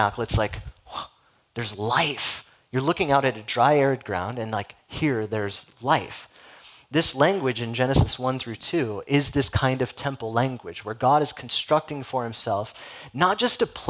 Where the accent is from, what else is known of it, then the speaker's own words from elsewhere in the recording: Southern California, United States; growing up in Southern California